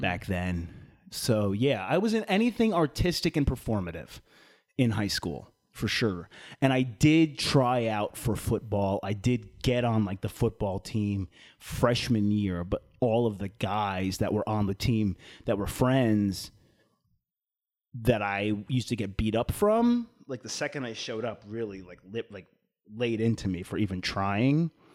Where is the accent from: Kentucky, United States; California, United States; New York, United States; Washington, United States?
New York, United States; East Islip; moved away; East Islip, New York, my hometown